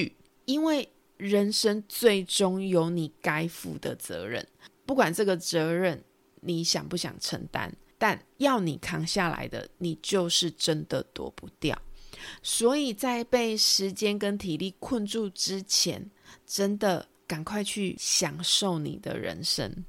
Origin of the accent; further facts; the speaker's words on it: Taiwan; accent: Taiwanese Mandarin; 我是不是又台湾国语了？